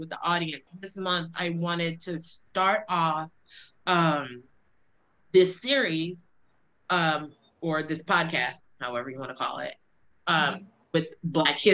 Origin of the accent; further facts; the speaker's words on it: Alabama, United States; I grew up in Alabama